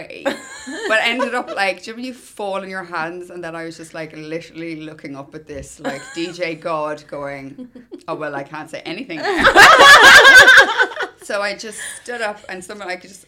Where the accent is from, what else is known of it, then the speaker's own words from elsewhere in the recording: Ireland; I'm Irish